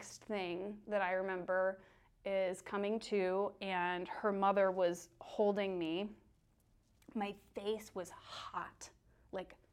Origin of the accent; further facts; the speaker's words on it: United States; me being American